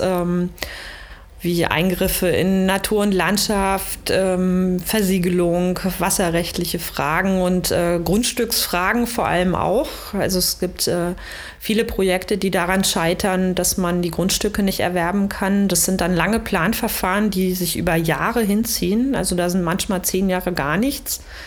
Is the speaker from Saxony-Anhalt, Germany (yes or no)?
yes; Magdeburg, Saxony-Anhalt, Germany; moved away as an adult; ich komme ursprünglich hier aus der Nähe von Magdeburg, bin hier aufgewachsen und auch in Magdeburg äh, zur Schule gegangen